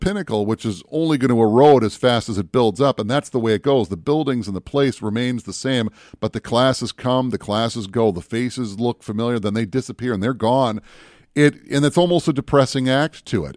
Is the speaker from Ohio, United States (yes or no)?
no; Minneapolis, Minnesota, United States; also born or lived in Bemidji, Minnesota; I grew up in the Twin Cities